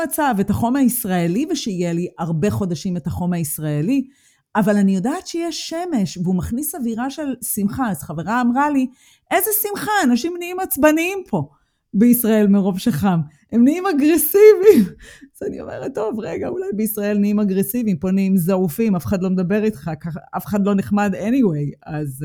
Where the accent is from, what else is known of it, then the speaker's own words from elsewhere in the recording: Israel; moved away as an adult; now in Germany; אנחנו מגיעות מארץ השמש